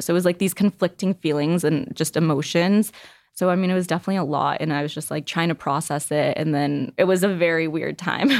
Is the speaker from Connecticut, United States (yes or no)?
no; Northbrook, Illinois, United States; I grew up in a small suburb of Chicago. It's called Northbrook.